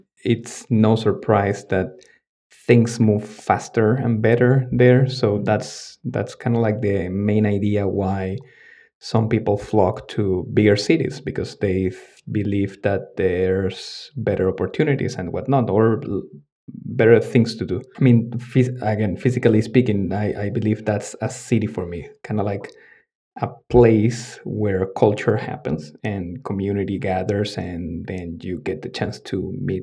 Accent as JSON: {"language": "English", "country": "Venezuela", "also_born_or_lived": "Dominican Republic", "moved": "yes", "lives_now": "Stockholm, Sweden", "said": "I am actually originally from Venezuela"}